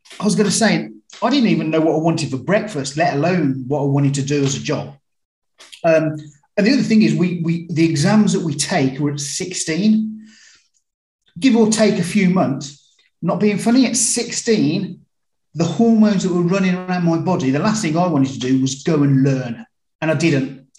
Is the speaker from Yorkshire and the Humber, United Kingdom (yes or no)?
no; Birmingham, West Midlands, United Kingdom; I was brought up in Birmingham, UK, not Alabama